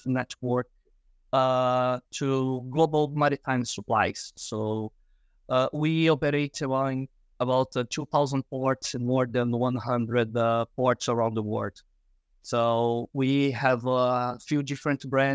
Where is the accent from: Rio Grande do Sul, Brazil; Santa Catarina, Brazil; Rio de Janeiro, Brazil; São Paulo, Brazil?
Rio de Janeiro, Brazil; moved away as an adult; now in Houston, United States; born and raised in Rio de Janeiro, Brazil, based in Houston, Texas now.